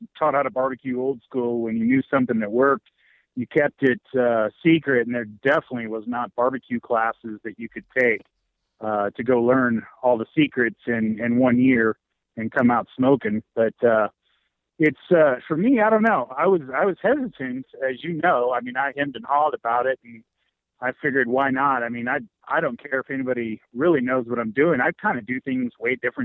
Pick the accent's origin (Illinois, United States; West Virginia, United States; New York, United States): Illinois, United States; Murphysboro; Murfreesboro, Illinois. That's my hometown